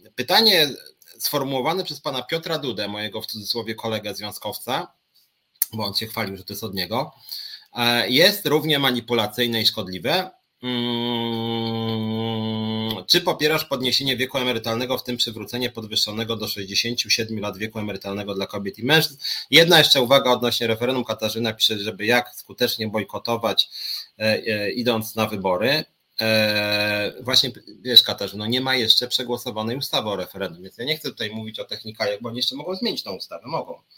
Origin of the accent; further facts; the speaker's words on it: Poland; jestem Polakiem. Mam dowód osobisty, urodziłem się w Polsce, mieszkam w Polsce